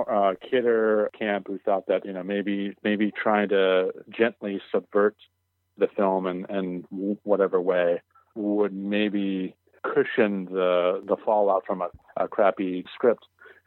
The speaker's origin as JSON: {"language": "English", "country": "Canada", "said": "Sid had this marvelous Canadian sense of humor, which I share with him because I'm also Canadian."}